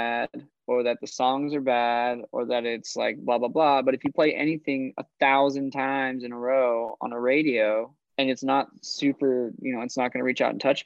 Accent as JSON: {"language": "English", "region": "Idaho", "country": "United States", "said": "I'm from Idaho"}